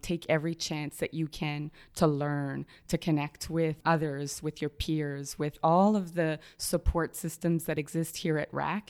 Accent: Montreal, Quebec, Canada; moved away; also born or lived in Toronto, Canada; I was born in Toronto, in Canada. Humble beginnings. I'm a, uh, the oldest of four kids. And, you know, early on, our parents taught us uh, to be social justice activists, even when it wasn't popular. Uh, but we then moved to Montreal. So, Montreal is home for me

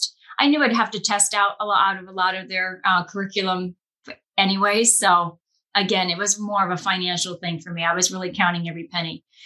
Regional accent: Scranton, Pennsylvania, United States; I grew up in Scranton, Pennsylvania

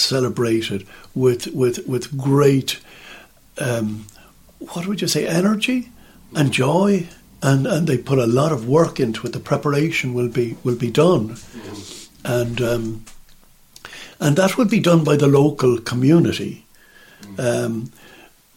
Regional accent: Ireland; in Ireland, we just sit there on the benches, we kneel

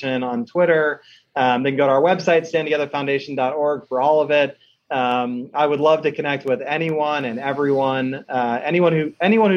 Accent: Pittsburgh, Pennsylvania, United States; I'm from Pittsburgh, Pennsylvania.

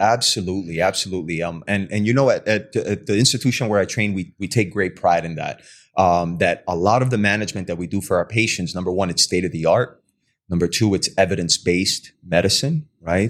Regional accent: Hialeah, Florida, United States; also born or lived in Cuba; now in West Palm Beach, United States; I graduated from, uh, Hialeah High School

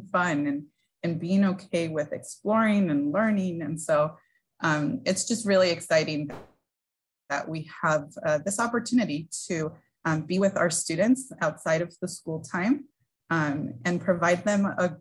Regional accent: San Gabriel Valley, California, United States; I was born and raised in the San Gabriel Valley region

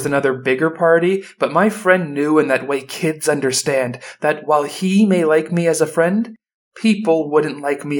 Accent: Florida, United States; Growing up in Florida

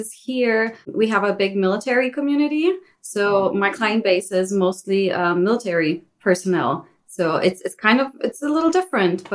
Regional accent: Germany; moved away as an adult; also born or lived in Virginia, United States; I moved to the States from Germany

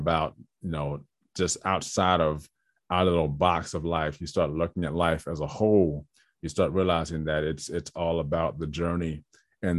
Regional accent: Trenton, New Jersey, United States; I'm born and raised in Trenton, New Jersey

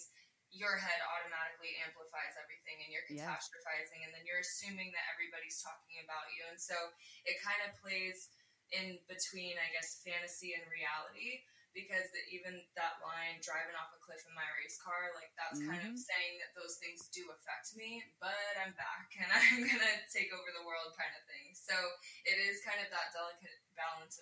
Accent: Florida, United States; I grew up in Florida in a very small town

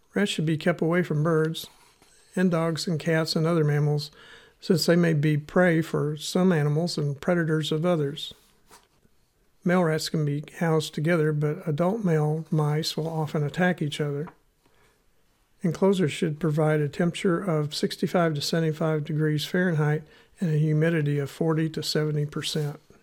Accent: Missouri, United States; accent: Missouri; my Missouri accent

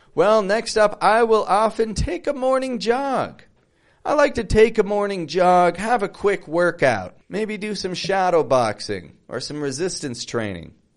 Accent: Toronto, Ontario, Canada; now in Mexico; I'm from Canada, from Toronto.

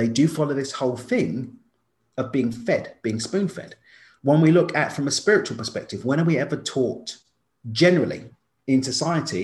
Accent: London, United Kingdom; now in Mexico; I grew up in East London. Now I live in Mexico, but I spent most of my time in Europe

